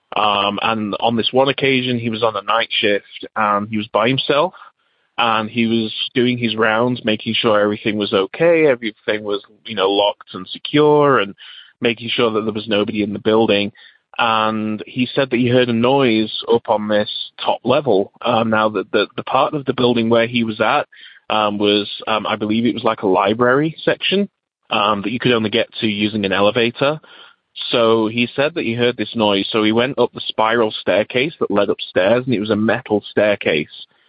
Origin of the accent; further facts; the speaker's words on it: England, United Kingdom; now in United States; I'm originally from England, but now live in the USA.